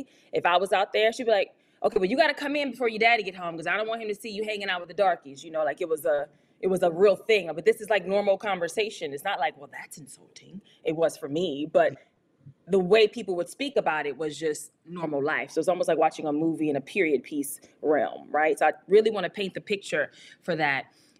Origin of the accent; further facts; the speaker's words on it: Louisiana, United States; So growing up in Louisiana in general at that time, the culture of Louisiana was all about the brown paper bag.